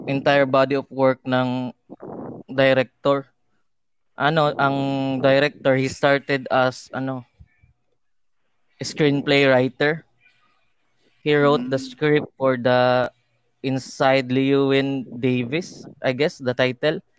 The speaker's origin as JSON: {"language": "Tagalog", "town": "Davao City", "region": "Davao Region", "country": "Philippines", "said": "Taga ano ako, Mindanao, Davao City."}